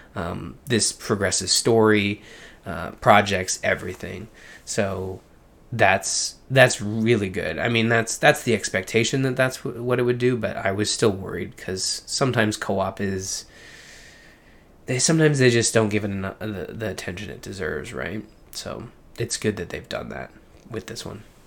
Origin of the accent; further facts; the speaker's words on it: Canada; I'm Canadian